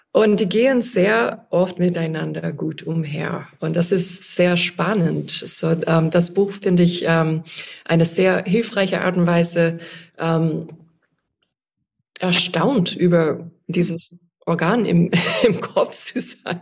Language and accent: German; United States; accent: American; German is a second language; moved away; ich hoffe, dass mein amerikanischer Akzent nicht so stark ist